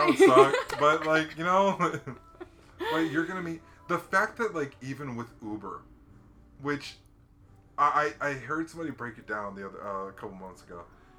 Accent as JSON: {"language": "English", "region": "Hawaii", "country": "United States", "tie": "born or raised there", "said": "And when I was a kid growing up in Hawaii, there was only two families that had a fence in the yard."}